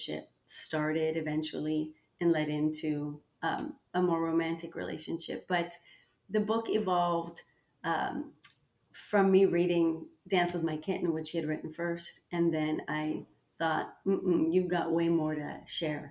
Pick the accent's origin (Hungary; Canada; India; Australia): Canada; Toronto, Ontario; moved away as an adult; also born or lived in New York City; I moved from Toronto, Canada, mm-hmm. to New York City, not to London